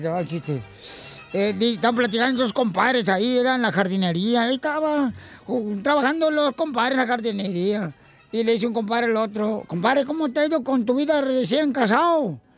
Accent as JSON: {"language": "Spanish", "town": "Ocotlán", "region": "Jalisco", "country": "Mexico", "tie": "born or raised there", "said": "de Ocotlán, Jalisco, mi tierra natal"}